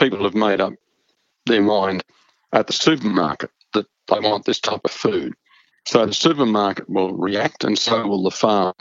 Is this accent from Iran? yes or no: no; Australia; as an Australian